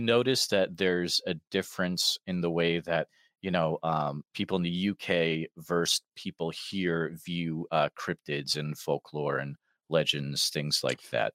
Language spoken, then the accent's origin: English; New England, United States; I grew up in New England